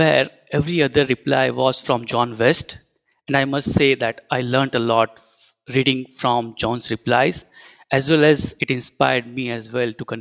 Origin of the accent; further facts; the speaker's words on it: India; moved away as an adult; now in Minneapolis, United States; I am from India and currently working at Horizontal Digital's Minneapolis office